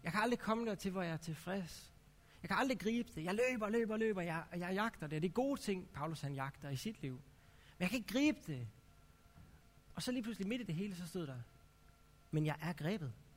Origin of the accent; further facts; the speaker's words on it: Herning, Central Denmark Region, Denmark; now in Aarhus, Denmark; jeg kommer fra, helt oprindeligt kommer jeg fra Herning, så jeg er sådan lidt tæt på Vestjylland